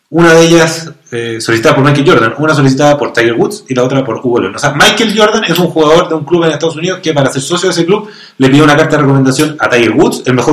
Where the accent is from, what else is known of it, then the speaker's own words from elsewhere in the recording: Chile; Eh, y uno como chileno